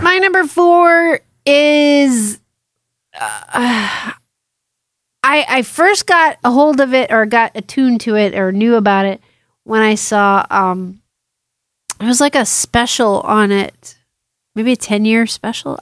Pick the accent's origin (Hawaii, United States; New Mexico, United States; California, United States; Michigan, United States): Hawaii, United States; I'm from Hawaii too.